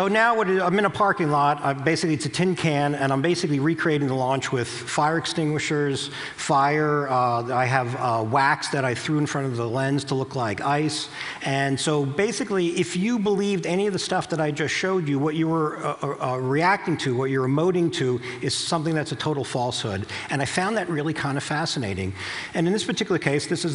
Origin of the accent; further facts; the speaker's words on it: New Jersey, United States; I'm from New Jersey